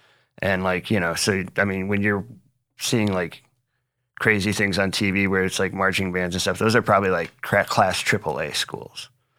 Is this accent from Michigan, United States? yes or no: yes; Dansville, Michigan, United States; moved away as an adult; also born or lived in Florida / Chattanooga; I am from Michigan. I grew up in Michigan, lived there the first almost 23 years of my life, and grew up in the middle of nowhere in Michigan, at like a little town called Dansville is where I went to school at, but I was like 5 miles away from that.